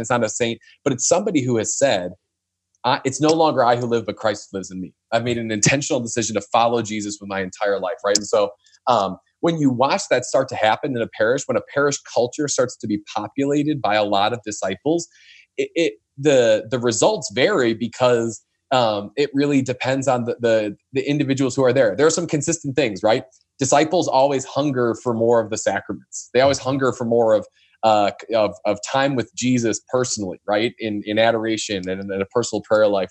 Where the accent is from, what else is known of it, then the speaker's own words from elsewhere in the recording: northwest suburbs of Chicago, Illinois, United States; the northwest suburbs of Chicago who I had a conversation with. So that's my hometown